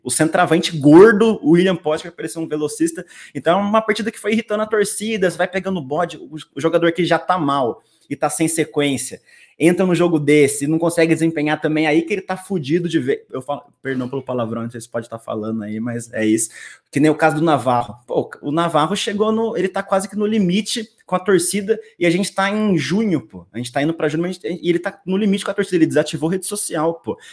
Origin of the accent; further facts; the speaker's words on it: São José dos Campos, São Paulo, Brazil; Também sou de SJC, a bela São José dos Campos